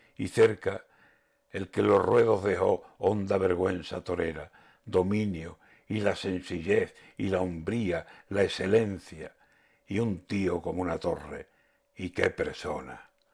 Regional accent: Andalusia, Spain; la gente de mi tierra

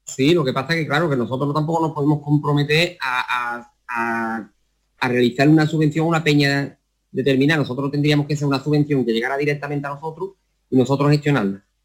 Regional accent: Utrera, Andalusia, Spain; aquí en mi pueblo que el ayuntamiento de Utrera apoya mucho al flamenco

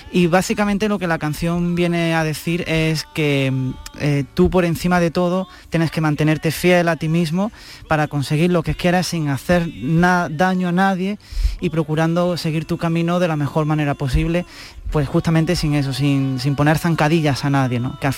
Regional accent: Granada, Andalusia, Spain; now in Seville, Spain; Yo soy de Granada, originalmente soy de Granada

